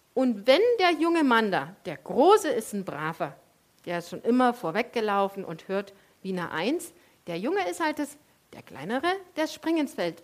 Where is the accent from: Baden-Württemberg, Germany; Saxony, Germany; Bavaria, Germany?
Saxony, Germany; Leipzig; weil ich komme ja aus dem Osten und bei uns gab es in ganz Leipzig eine Sorte Eis